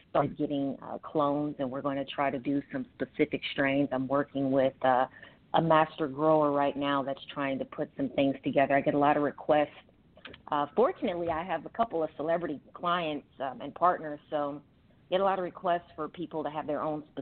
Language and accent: English; Los Angeles, California, United States; Born and raised in Los Angeles, California.